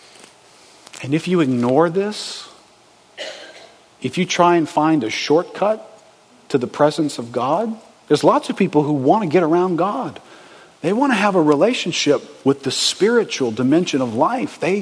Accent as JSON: {"language": "English", "country": "United States", "said": "We're from America"}